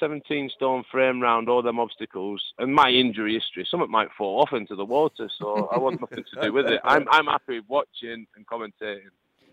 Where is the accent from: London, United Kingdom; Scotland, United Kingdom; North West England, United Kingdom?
North West England, United Kingdom; Lancashire; accent: northern; I'm from Lancashire.